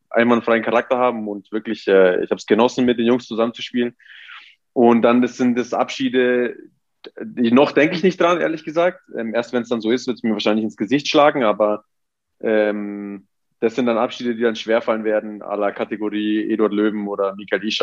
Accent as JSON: {"language": "German", "region": "Abruzzo", "country": "Italy", "said": "Ja, also wir sind aus den Abruzzen, äh, Grenze zu, zu Lazio, also zu Latium."}